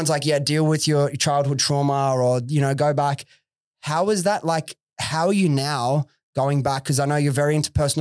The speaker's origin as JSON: {"language": "English", "town": "Sydney", "region": "New South Wales", "country": "Australia", "tie": "born or raised there", "said": "I grew up in Western Sydney myself, Preston, so like near Liverpool area"}